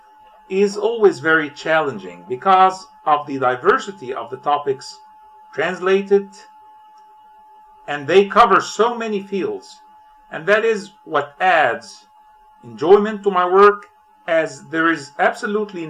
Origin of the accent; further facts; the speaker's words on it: Cairo, Cairo Governorate, Egypt; I am from Cairo, Egypt.